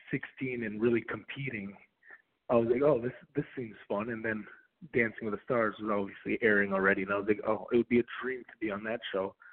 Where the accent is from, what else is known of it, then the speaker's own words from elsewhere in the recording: Minnesota, United States; I grew up in Minnesota, and my parents they moved from Belarus, which at the time was the part of the Soviet Union